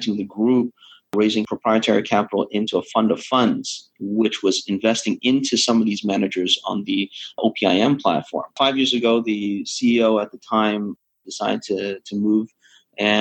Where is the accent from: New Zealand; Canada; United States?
Canada; moved away as an adult; also born or lived in London, Ontario; now in Hong Kong; I'm Canadian, born Canadian, graduate of the Ivy School of Business back in London, Ontario